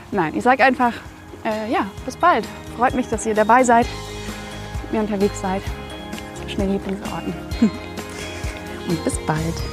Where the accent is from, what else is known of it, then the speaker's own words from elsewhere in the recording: Radebeul, Saxony, Germany; born there; also born or lived in Coswig; von Dresden nach Meißen über Radebeul, wo ich geboren bin, aber nie gelebt habe.